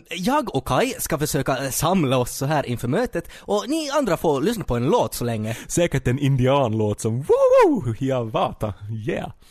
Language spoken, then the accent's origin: Swedish; Finland; Som finlandssvensk är det ju inte svårt att känna